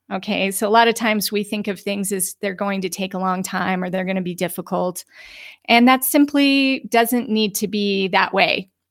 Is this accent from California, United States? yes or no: no; Utah, United States; also born or lived in Aspen, Colorado; now in Sedona, United States; I come from the mountains. I was born in Utah